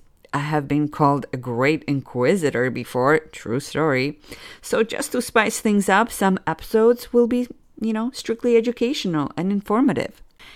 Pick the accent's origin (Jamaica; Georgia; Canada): Georgia; now in Miami, United States; I immigrated to America about 27 years ago now. I'm originally from Republic of Georgia, which was part of USSR, and now I believe it's considered Eastern Europe. For the past 11 years, I've been living in sexy Miami